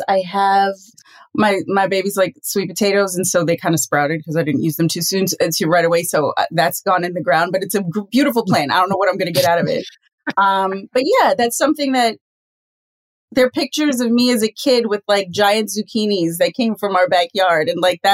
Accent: Trinidad & Tobago; as a Trinidadian

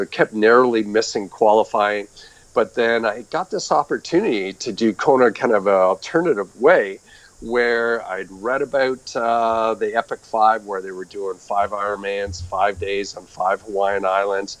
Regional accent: just outside of Toronto, Ontario, Canada; moved away as an adult; also born or lived in Albuquerque, New Mexico, United States; I'm actually originally from Canada. I grew up just outside of Toronto

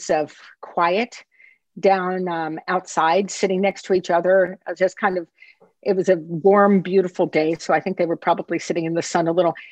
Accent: Washington, District of Columbia, United States; I grew up in the Washington area

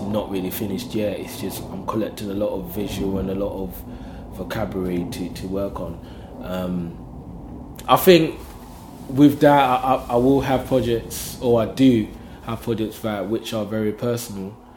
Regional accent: London, United Kingdom; I'm from London

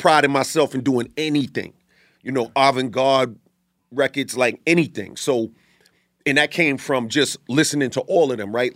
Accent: New York City, New York, United States; born or raised there; also born or lived in Bay Shore, Long Island, New York

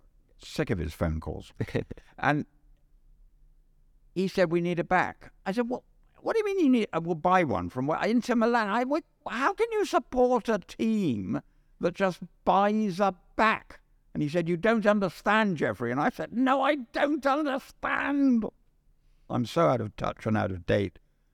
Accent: London, United Kingdom; Well, I was born in the City Road in London.

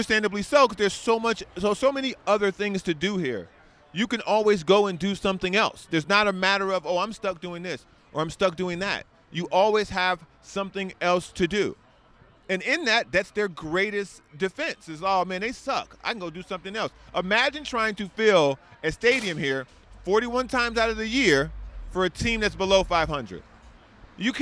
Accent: Chicago, Illinois, United States; now in San Diego, United States; I'm from Chicago

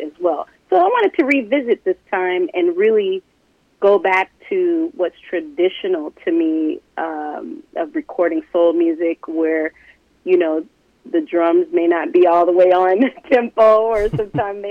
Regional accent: Oakland, California, United States; also born or lived in New Orleans, Louisiana; growing up in New Orleans and then, you know, pretty much raised in Oakland, California

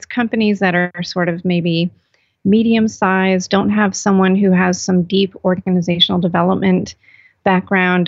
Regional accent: California, United States; now in North Carolina, United States; I'm actually from California

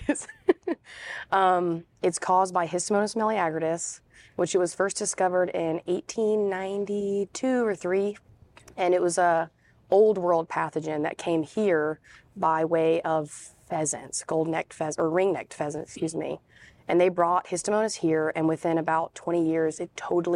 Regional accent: Raleigh, North Carolina, United States; I'm from Raleigh, North Carolina.

